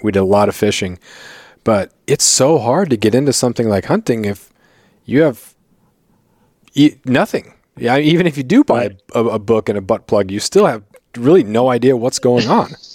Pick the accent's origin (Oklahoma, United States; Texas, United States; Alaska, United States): Alaska, United States; Prince of Wales Island, Southeast; also born or lived in Colorado; I grew up in Southeast Alaska on Prince of Wales Island